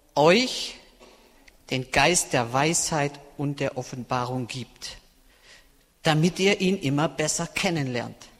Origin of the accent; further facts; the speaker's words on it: Swabian Jura, Baden-Württemberg, Germany; moved away as an adult; now in Berlin, Germany; ich habe eine Heimat auf der Erde, das ist die Schwäbische Alb. Und da sind wirklich meine Wurzeln, wirklich. Da ist meine Familie, meine Verwandtschaft. Da bin ich aufgewachsen